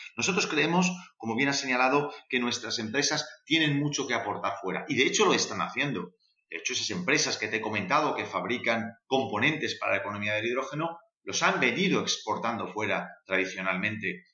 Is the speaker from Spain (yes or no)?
yes; Spain; also born or lived in Seville; nuestro país